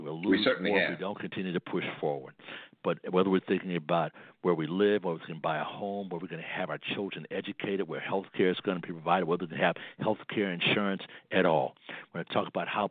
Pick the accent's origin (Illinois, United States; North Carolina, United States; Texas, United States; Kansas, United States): Illinois, United States; Chicago; my hometown, Chicago